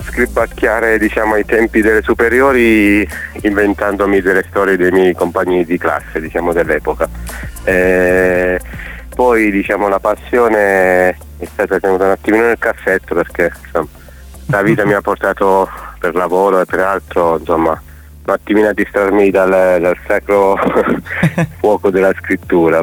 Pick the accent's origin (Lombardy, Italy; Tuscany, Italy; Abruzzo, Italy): Abruzzo, Italy; Chieti; Io sono di Chieti, in Abruzzo